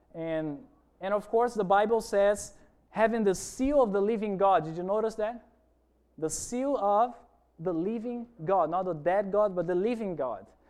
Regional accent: Brazil; moved away; I'm originally from Brazil. I've been working here in the island for about a year

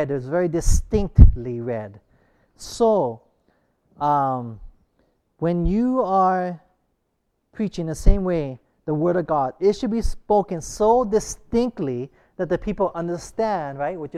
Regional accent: Hawaii, United States; growing up in Hawaii, I and I went to, you know, I learned, I really learned Pidgin English really heavily

